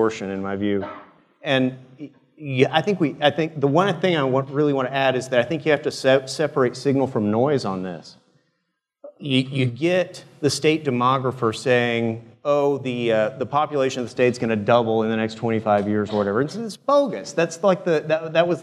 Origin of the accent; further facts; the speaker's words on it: San Antonio, Texas, United States; I grew up in San Antonio